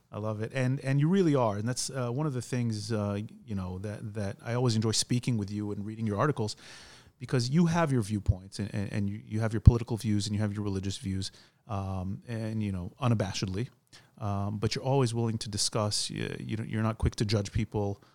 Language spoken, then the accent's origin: English; United States; now in Israel; We're two Jewish guys. We grew up in America. We live in Israel